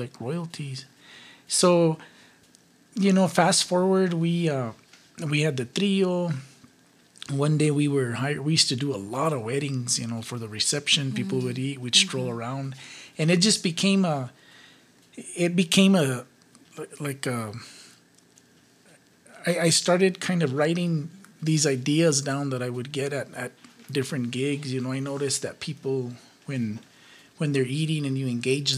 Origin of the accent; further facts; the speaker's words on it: Ribera, New Mexico, United States; I grew up in Rivera, a suburb of Rivera, actually. It's called El Coruco.